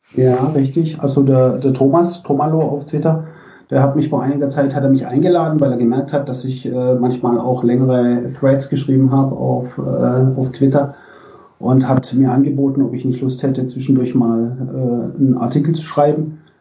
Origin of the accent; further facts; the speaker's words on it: Bietigheim-Bissingen, Baden-Württemberg, Germany; ich bin im Großraum Stuttgart aufgewachsen, in Bietigheim-Bissingen